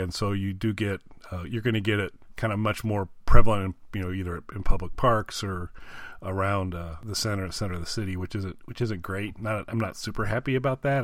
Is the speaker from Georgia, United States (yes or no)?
no; Indiana, United States; now in Illinois, United States; I'm in Illinois now, but I, wa, I was born and raised in Indiana